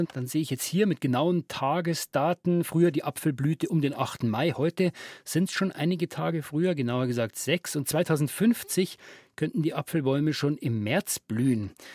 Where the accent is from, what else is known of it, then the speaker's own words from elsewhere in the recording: Regensburg, Bavaria, Germany; meiner Heimat Regensburg